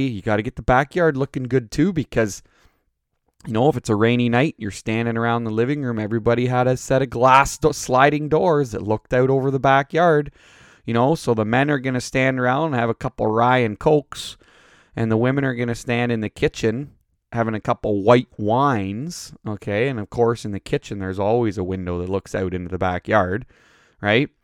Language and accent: English; Canada; We're Canadian